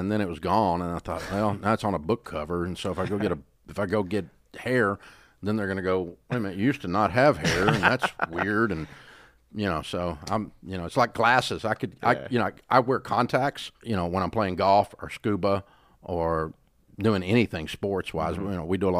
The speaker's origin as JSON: {"language": "English", "region": "the South", "country": "United States", "accent": "Southern", "said": "I'm from the South and I have a Southern accent"}